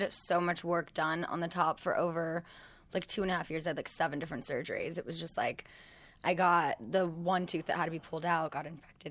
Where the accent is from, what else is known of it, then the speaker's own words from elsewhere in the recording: West Coast, United States; growing up on the West Coast